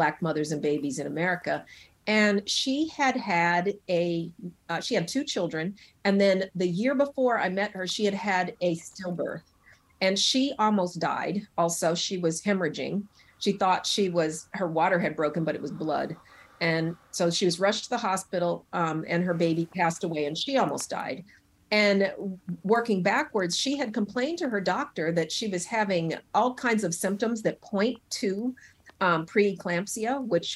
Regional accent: Denver, Colorado, United States; now in Brooklyn, New York, United States; I'm originally from Colorado, the Mile High City. I have excellent lung function because of growing up in that thin air

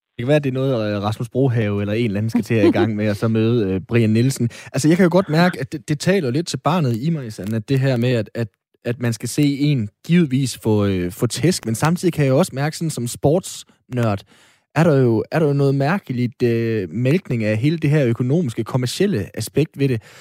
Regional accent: Aalborg, North Denmark Region, Denmark; Aalborg Kommune, hvor jeg er fra

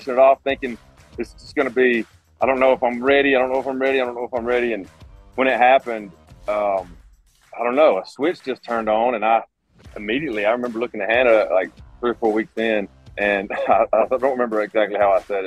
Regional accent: an hour or so from Talladega, the South, Alabama, United States; growing up in the South, and I grew up just an hour or so away from Talladega

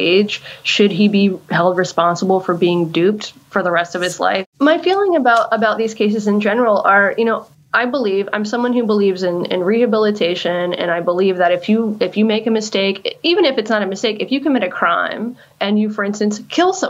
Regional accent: North Carolina, United States; I'm from North Carolina

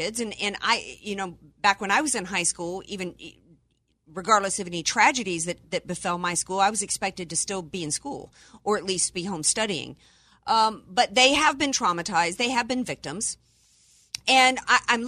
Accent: Cajun, Southern, Louisiana, United States; I am American by birth and Cajun and Southern by the grace of God

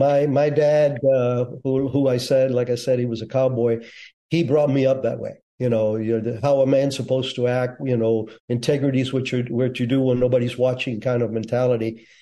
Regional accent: Cuba; now in United States; Yeah, I was born in Cuba, 1951. Revolution was starting to rage around 56, 57. I lived in a small town at the foothills of the mountain range where Che Guevara was supposed to be in.

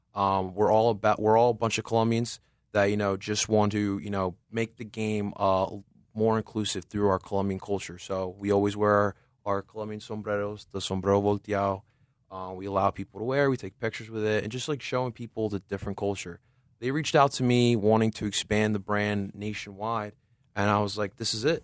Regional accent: Philadelphia, Pennsylvania, United States; I was raised here in Philadelphia

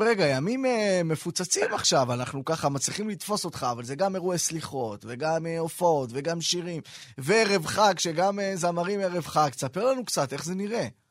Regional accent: Ramat Gan, Tel Aviv District, Israel; אני אצלנו ברמת גן

